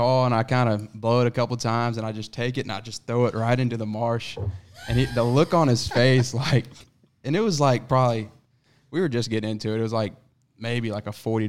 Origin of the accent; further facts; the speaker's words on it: Georgia, United States; because I came from Georgia.